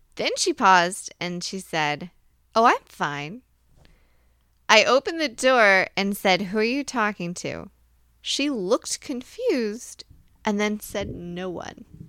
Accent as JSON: {"language": "English", "region": "Virginia", "country": "United States", "said": "I'm from Virginia"}